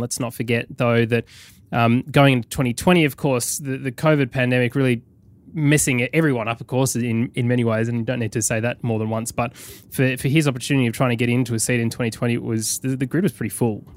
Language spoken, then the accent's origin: English; United Kingdom; now in London, United Kingdom